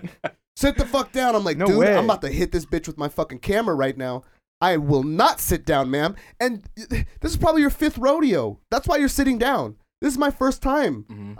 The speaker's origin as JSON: {"language": "English", "town": "Anaheim", "region": "California", "country": "United States", "tie": "born or raised there"}